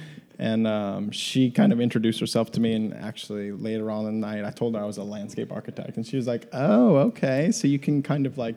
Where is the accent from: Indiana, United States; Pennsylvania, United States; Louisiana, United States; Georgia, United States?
Louisiana, United States; Chalmette; I'm from Chalmette